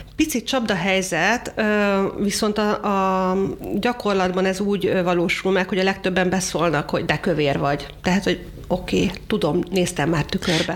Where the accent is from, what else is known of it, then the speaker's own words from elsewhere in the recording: Hungary; magyarok vagyunk